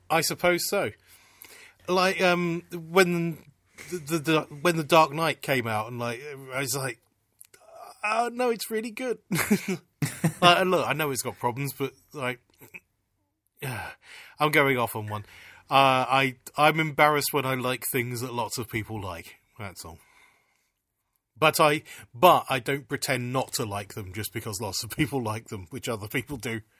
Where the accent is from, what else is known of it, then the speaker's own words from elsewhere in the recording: United Kingdom; I'm a Brit, but Mick isn't.